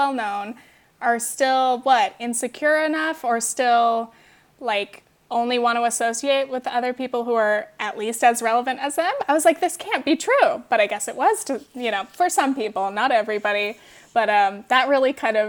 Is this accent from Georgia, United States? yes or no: no; Orange County, California, United States; moved away; I was from Orange County